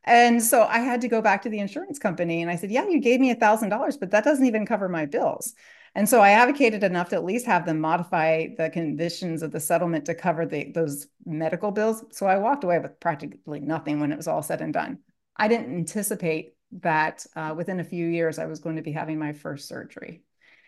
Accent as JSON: {"language": "English", "town": "Columbus", "region": "Ohio", "country": "United States", "tie": "born or raised there", "lives_now": "Dallas, United States", "said": "I grew up as the oldest of four children in the Midwest. I grew up in Columbus area, lived there up until 2013. I now live in Dallas."}